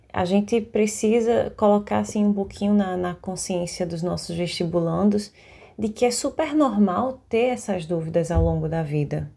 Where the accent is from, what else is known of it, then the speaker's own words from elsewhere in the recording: Recife, Pernambuco, Brazil; eu tenho 23 anos, sou daqui de Recife